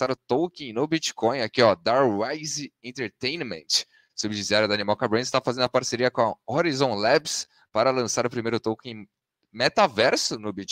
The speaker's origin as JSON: {"language": "Portuguese", "country": "Brazil", "said": "como bons brasileiros, sempre tomamos o geoblock, né? Então, pra gente ainda não liberou, né?"}